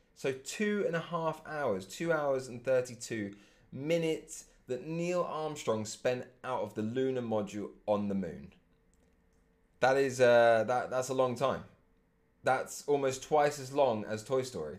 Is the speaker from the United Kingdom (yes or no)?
yes; England, United Kingdom; being English